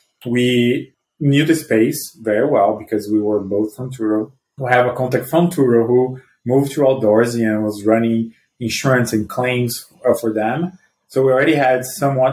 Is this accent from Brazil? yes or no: yes; Brazil; moved away as an adult; now in United States; I'm originally from Brazil, I moved to the US 12 years ago